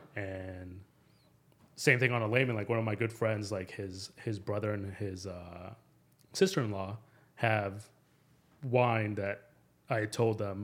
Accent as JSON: {"language": "English", "town": "Phoenix", "region": "Arizona", "country": "United States", "tie": "born or raised there", "also_born_or_lived": "Mexico City", "said": "I'm originally from Mexico City, uh, but I grew up in Phoenix. I pretty much consider myself a local."}